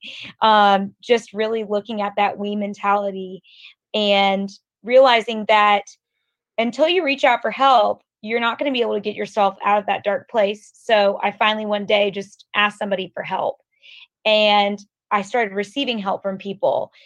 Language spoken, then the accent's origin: English; Atlanta, Georgia, United States; I'm from Atlanta. I grew up in Atlanta